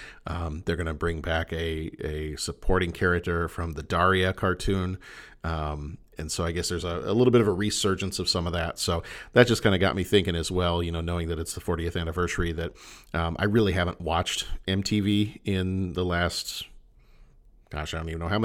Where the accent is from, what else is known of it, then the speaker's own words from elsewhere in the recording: Texas, United States; I was born in Texas, grew up in Texas